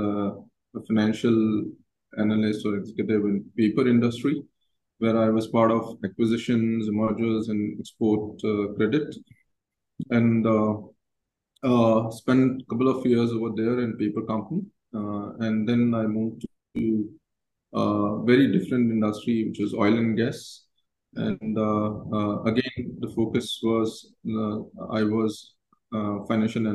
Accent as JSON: {"language": "English", "town": "Jodhpur", "region": "Rajasthan", "country": "India", "tie": "born or raised there", "said": "I basically was born and brought up in Jodhpur, and it's a small town, I would say tier two city in the country"}